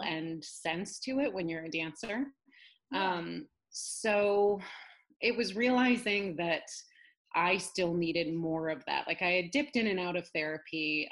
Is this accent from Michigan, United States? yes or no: no; Northern California, United States; also born or lived in upstate New York; now in New York, United States; I grew up in Northern California, actually. I'm a California girl originally.